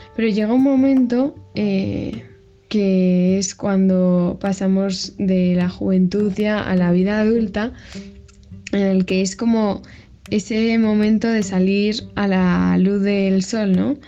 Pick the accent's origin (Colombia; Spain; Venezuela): Spain; Madrid, Community of Madrid; soy de Madrid y tengo 18 años